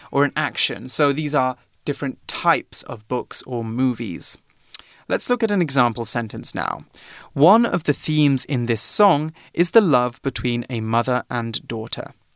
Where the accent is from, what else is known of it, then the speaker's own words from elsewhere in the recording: United Kingdom; I'm from Britain, but the official name of my country is the United Kingdom of Great Britain and Northern Ireland.